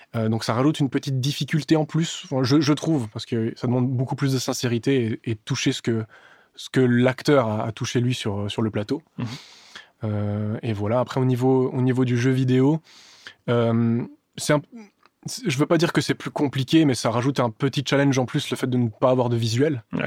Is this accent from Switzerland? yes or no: yes; Switzerland; also born or lived in Serbia; now in France; Suisse, mais d'origine serbe